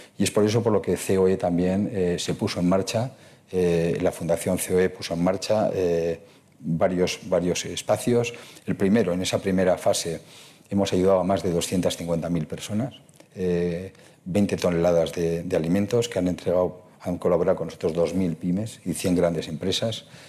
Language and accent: Spanish; Basque Country, Spain; mi tierra, en el País Vasco